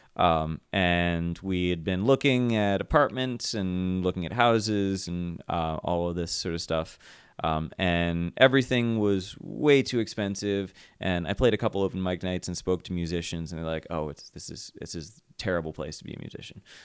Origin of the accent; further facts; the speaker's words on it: Kent, Ohio, United States; moved away as an adult; also born or lived in Asheville, North Carolina / Summit County, Ohio; now in Cleveland, United States; I grew up in Kent, went to school there